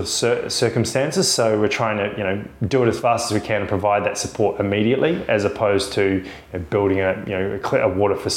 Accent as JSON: {"language": "English", "town": "Queenstown", "region": "Otago", "country": "New Zealand", "tie": "born or raised there", "also_born_or_lived": "Dunedin, New Zealand / Western Australia", "moved": "as an adult", "lives_now": "Australia", "said": "I was born in a little place called Dunedin. It's a sort of medium-sized city in New Zealand. It's right down the bottom, so it's pretty cold. I was living in central Otago, sort of Queenstown, Wanaka area as I grew up as a young lad."}